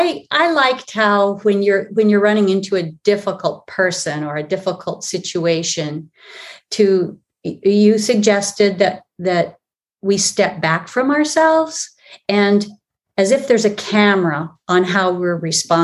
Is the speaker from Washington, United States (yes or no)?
yes; Olympic Peninsula, Washington, United States; I was raised on the Olympic Peninsula in Northwest Washington State